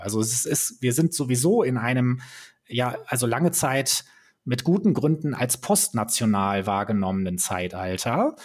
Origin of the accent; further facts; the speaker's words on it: Germany; als Deutsche